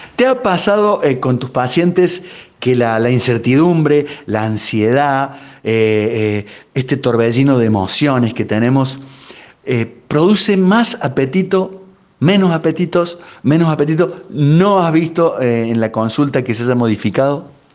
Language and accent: Spanish; Argentina; También somos argentinos